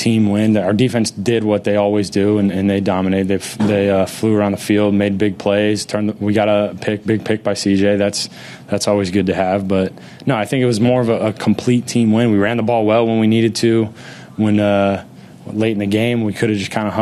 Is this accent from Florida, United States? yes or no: yes; Florida, United States; moved away; growing up in Florida